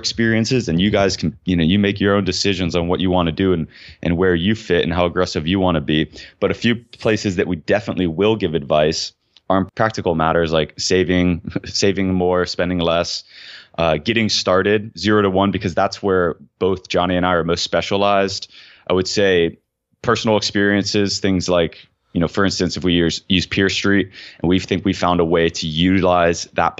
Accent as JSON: {"language": "English", "region": "Florida", "country": "United States", "said": "although it still gets pretty cold in Georgia for a Florida boy, for me anyways."}